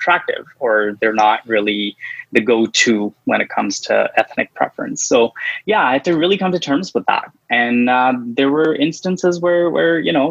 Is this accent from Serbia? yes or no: no; New Delhi, Delhi, India; now in Toronto, Canada; Which part of the north of India are you from? New Delhi. I'm from New Delhi. And typically, like, you know, it's a much larger city. It's like six times the size of Toronto.